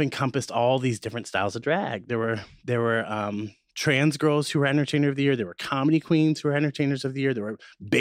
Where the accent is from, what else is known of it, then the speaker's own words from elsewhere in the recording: Midwest, United States; I'm from the Midwest